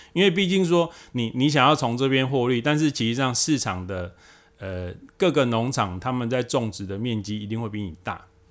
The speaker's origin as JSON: {"language": "Chinese", "country": "Taiwan", "said": "我们台湾这边"}